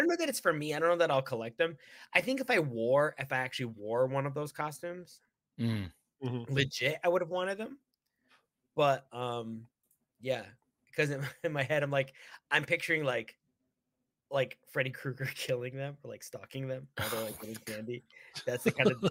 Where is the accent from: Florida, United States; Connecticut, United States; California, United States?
Connecticut, United States; I grew up in Connecticut, so it was cold